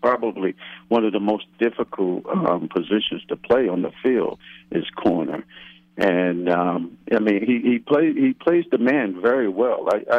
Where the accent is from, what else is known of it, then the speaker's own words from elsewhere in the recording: Newark, New Jersey, United States; My mother lives not too far from the stadium. She lives in Newark, and I grew up in Newark.